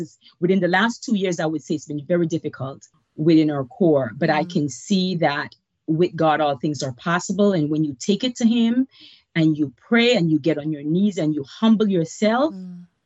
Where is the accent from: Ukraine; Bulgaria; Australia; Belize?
Belize; moved away as an adult; now in United States; I was born and raised in Belize, Central America. Um, moved here with my daughter and boyfriend when I was 25 years old.